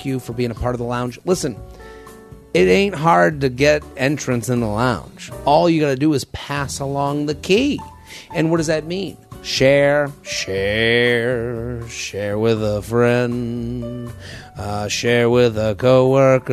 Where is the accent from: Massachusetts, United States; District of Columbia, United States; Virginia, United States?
Massachusetts, United States; Boston; moved away; also born or lived in New York City; I'm from Boston, but I started in New York City